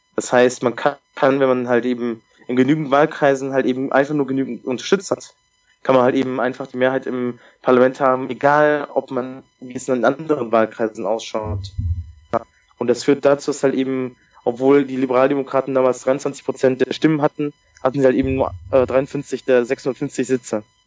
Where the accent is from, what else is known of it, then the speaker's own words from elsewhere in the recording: Germany; bei uns in Deutschland